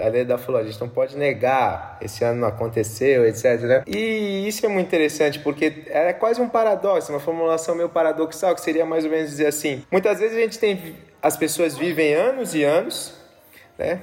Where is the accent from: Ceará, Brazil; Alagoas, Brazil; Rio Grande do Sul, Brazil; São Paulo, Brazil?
São Paulo, Brazil; moved away; Eu sou de São Paulo, tenho vários amigos lá